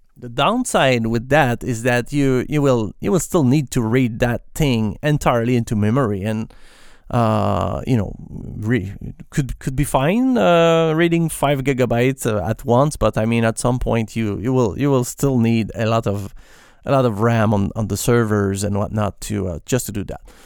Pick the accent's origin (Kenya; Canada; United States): Canada; Quebec; accent: French Canadian; first language French; English is a second language; I'm, I'm a French Canadian basically, so I, yes, I'm not pronouncing my S's at the right place